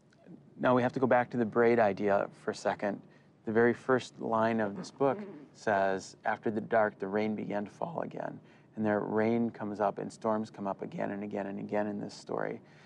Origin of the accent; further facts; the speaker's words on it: the Midwest, Wisconsin, United States; moved away; Growing up in the Midwest.